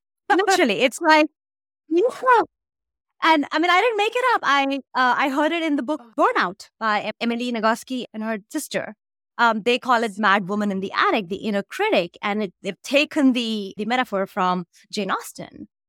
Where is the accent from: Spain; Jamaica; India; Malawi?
India; I grew up in India